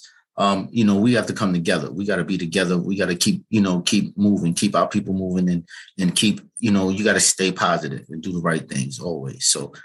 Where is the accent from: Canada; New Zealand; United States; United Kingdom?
United States; New York City, New York; also born or lived in Harlem, New York; And then we moved to the Bronx when we were about 5 years old. And that's where I grew up at.